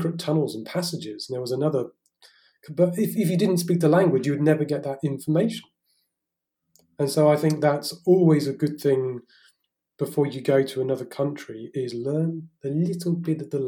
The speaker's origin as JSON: {"language": "English", "town": "Salisbury", "region": "South West England", "country": "United Kingdom", "tie": "born or raised there", "moved": "as an adult", "lives_now": "France", "said": "I'm English. So, you know, at the moment, I'm currently sat in my father's house in southern England, back in Salisbury."}